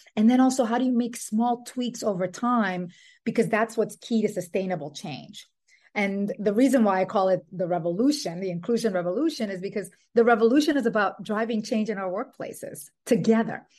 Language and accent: English; Dominican Republic; also born or lived in New York City, United States; now in Brooklyn, United States; I was born in New York City and raised in the Dominican Republic